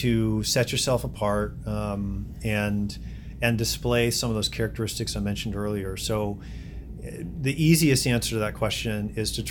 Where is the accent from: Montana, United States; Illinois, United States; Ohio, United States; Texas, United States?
Ohio, United States; now in Chicago, United States; I am originally from Ohio